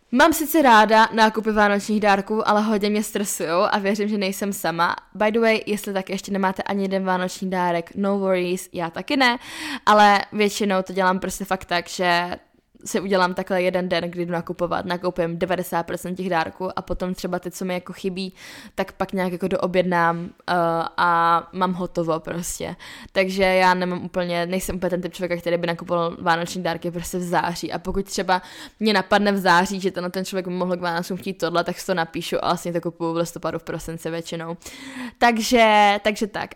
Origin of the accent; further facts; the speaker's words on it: Lipno nad Vltavou, South Bohemian Region, Czechia; now in Prague, Czech Republic; jsem z Lipran Vltavou, tak tam jsme měli vždycky že jo, zamrzlou vodu